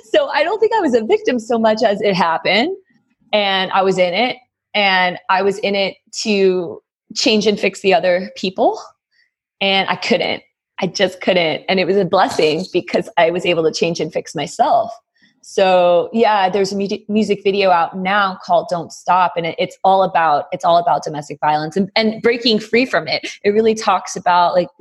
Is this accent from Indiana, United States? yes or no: no; Delray Beach, Florida, United States; also born or lived in New Haven, Connecticut; I was raised basically in Delray Beach, Florida